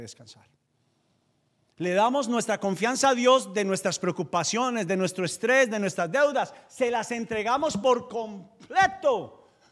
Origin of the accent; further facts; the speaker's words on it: Paisa region, Antioquia, Colombia; soy paisa